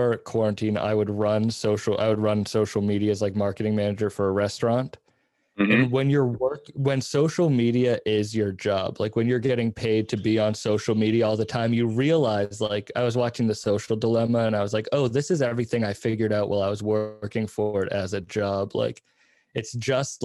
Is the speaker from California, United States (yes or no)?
no; Cape Cod, Massachusetts, United States; I am from Cape Cod, and Cape Cod doesn't really have a comedy scene